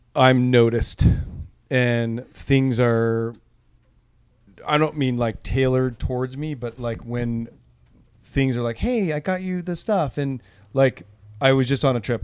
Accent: Southern California, United States; moved away as an adult; also born or lived in Los Angeles / Orange County; now in Oakland, United States; I grew up in Southern California

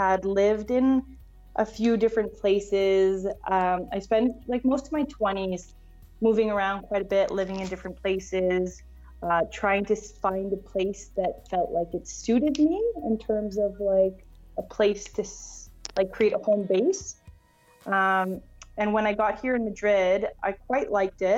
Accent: Canada; accent: Canadian; I consider myself extremely, extremely privileged and lucky to have been born and raised there

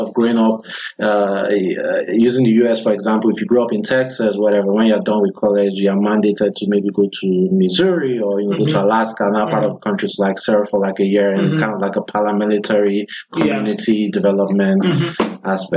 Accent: Nigeria; we're both Nigerians

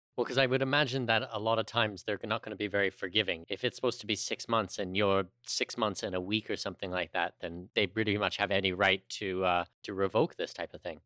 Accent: Canada; a Canadian

